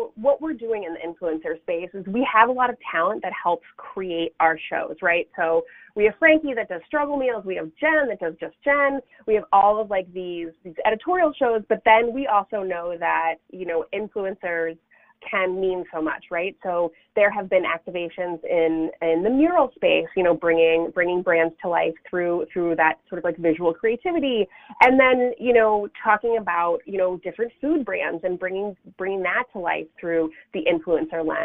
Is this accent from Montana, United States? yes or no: no; Sudbury, Massachusetts, United States; moved away as an adult; also born or lived in Rhode Island; now in Chicago, United States; I grew up in a little town called Sudbury, which is about, I would maybe 35 miles northwest of downtown Boston